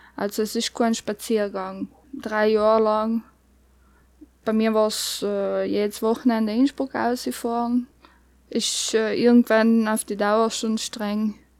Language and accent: German; South Tyrol, Trentino-Alto Adige, Italy; also born or lived in Bosnia; wenn ich vierte Grundschule gegangen bin, haben sie mir dann nach Südtirol gezogen